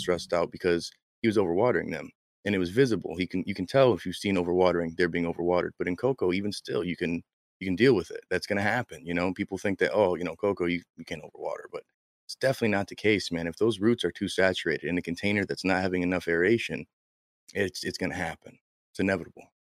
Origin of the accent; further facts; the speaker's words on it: Michigan, United States; I'm from Michigan, we say things wrong